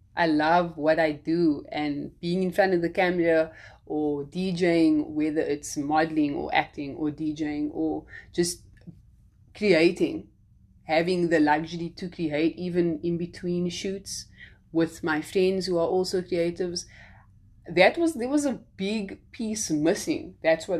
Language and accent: English; South Africa; now in United States